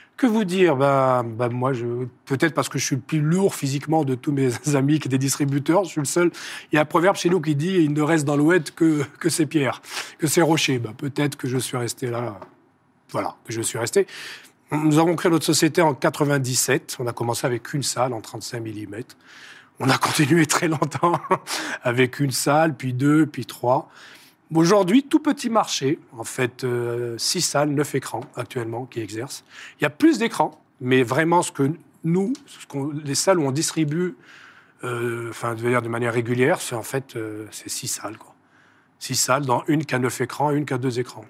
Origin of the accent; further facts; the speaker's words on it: Algeria; chez nous en Algérie